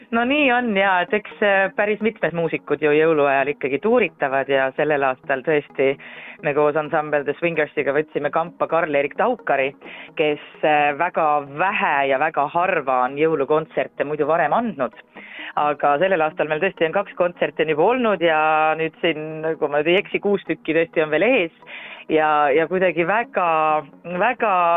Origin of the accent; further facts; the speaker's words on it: Rapla, Rapla County, Estonia; now in Tallinn, Estonia; minu kodukandi eh, juurde Rapla kirikusse